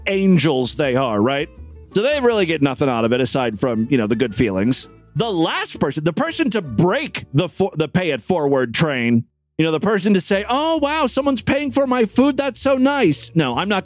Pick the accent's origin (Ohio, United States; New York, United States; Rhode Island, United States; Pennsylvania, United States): Ohio, United States; the Florida of the North, my home state, Ohio